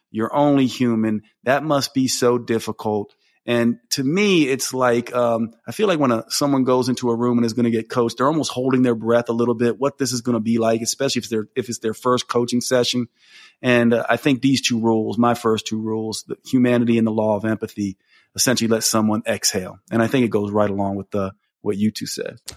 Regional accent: Asheville, North Carolina, United States; my hometown of Asheville

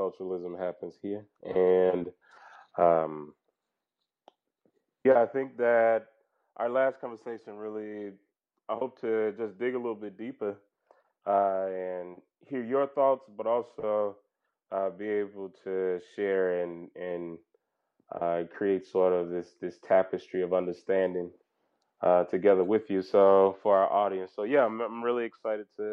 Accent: Mississippi, United States; moved away; also born or lived in Louisiana; I'm from Mississippi, as you might know, and I have grown up in what I think looks like a park.

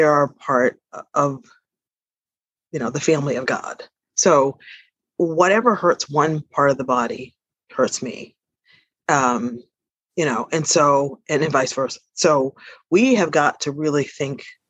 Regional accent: Boston, Massachusetts, United States; moved away as an adult; also born or lived in Paris, France / South Africa; I am a Bostonian, and I was born in Boston. My parents were from the South, and they basically migrated to Boston, and that's my formative years have been spent here

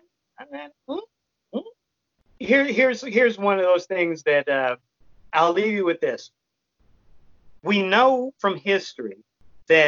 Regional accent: Chicago, Illinois, United States; now in Austin, United States; I grew up in Chicago

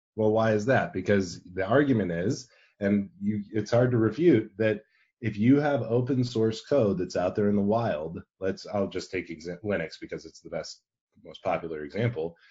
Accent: Arizona, United States; I'm from Arizona.

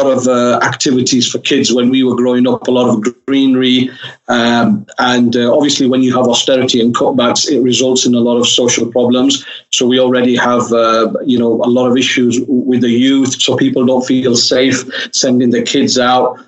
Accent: Oldham, North West England, United Kingdom; I'm actually born and bred in Oldham, so it's sort of my local area, and I've lived there all my life

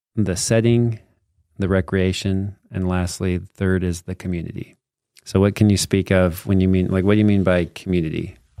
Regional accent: Morgan Valley, Utah, United States; I grew up in Morgan Valley

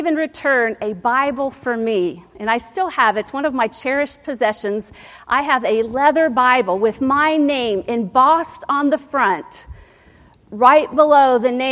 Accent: Ohio, United States; moved away; growing up in Ohio

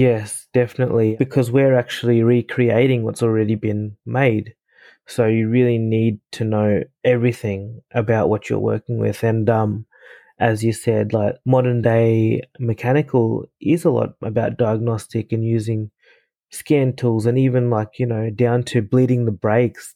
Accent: Ipswich, Queensland, Australia; also born or lived in Fiji; where I grew up in Australia, Ipswich

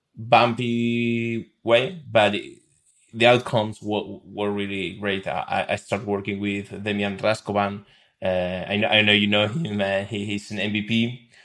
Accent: Buenos Aires, Argentina; moved away as an adult; now in Madrid, Spain; moved to Madrid three years ago. Uh, I, I, I'm from Buenos Aires, Argentina

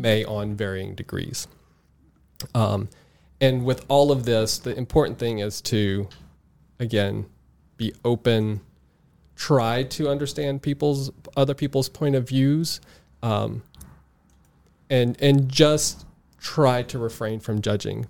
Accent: South Mississippi, United States; I grew up in South Mississippi, uh, halfway between Biloxi, Mississippi, and New Orleans, Louisiana, uh, in a very rural area

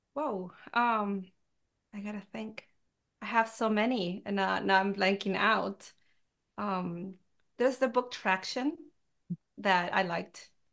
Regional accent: Peru; now in United States; I grew up in Peru, and it's a very traditional, um, country

